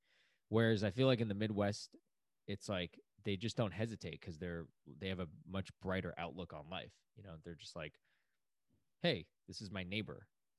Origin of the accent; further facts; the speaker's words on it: China; now in United States; I'm from the East Coast. Okay, well, I'm from China, but like, I'm from the East Coast.